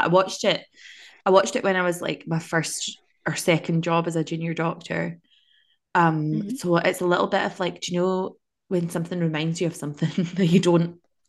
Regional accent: Scotland, United Kingdom

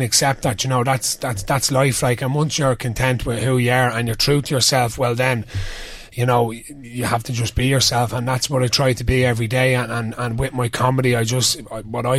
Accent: Ashbourne, County Meath, Ireland; being in Ashburn, proud Ashburn man

